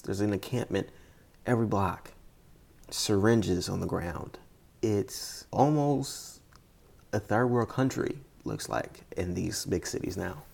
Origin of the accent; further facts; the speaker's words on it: United States; as an American